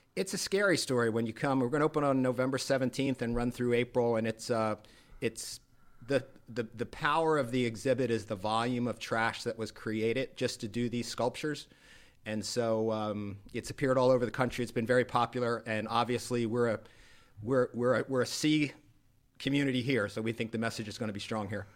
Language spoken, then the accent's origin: English; Rhode Island, United States; moved away as an adult; now in Naples, United States; I am a Rhode Islander